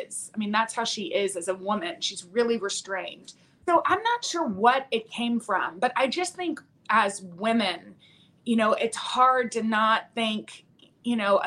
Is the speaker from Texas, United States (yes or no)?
yes; Midland, Texas, United States; moved away; we're from Midland